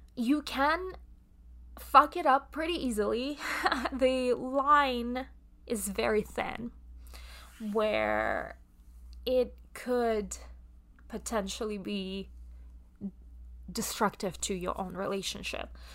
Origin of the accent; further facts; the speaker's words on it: Russia; accent: Russian; English is a second language; my Russian accent comes through